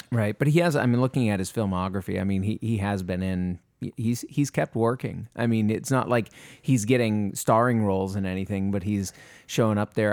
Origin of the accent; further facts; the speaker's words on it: Maine, United States; moved away; I'm from Maine originally